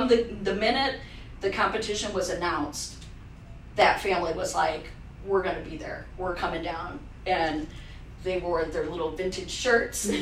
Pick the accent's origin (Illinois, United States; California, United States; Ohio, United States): Ohio, United States; Fostoria; also born or lived in Cleveland, Ohio; I grew up in Foster